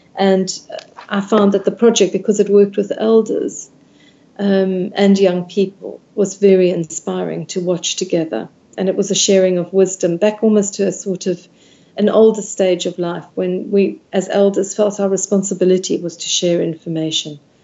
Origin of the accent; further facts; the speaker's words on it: South Africa; I grew up in South Africa